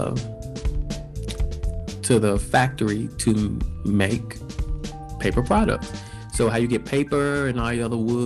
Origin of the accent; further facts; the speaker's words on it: Alabama, United States; moved away as an adult; now in Japan; growing up in the South